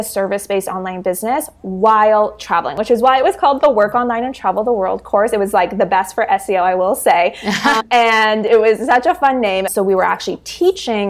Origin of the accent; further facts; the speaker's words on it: Canada; I'm from Canada